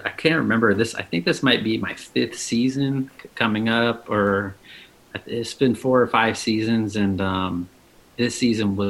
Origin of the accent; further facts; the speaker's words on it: North Bay, about an hour north of San Francisco, California, United States; moved away as an adult; now in Los Angeles, United States; I was born and raised in the North Bay, about an hour north of San Francisco